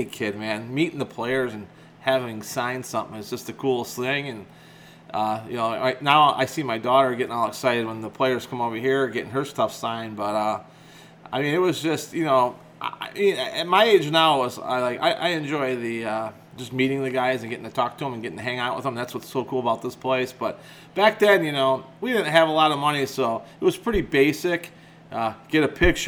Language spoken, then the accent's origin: English; McHenry, Illinois, United States; moved away; I was born and raised in McHenry, Illinois, and I lived there pretty much to the day I got married